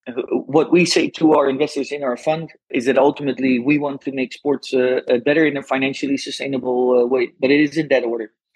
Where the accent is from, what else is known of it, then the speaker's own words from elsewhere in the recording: Netherlands; English is a second language; I'm Dutch, uh, but probably everyone listening heard from my accent already.